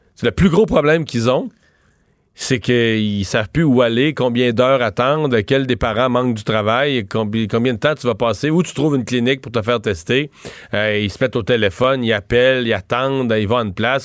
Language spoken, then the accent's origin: French; Eastern Quebec, Canada; chez nous, dans, dans mon coin de pays, dans l'Est du Québec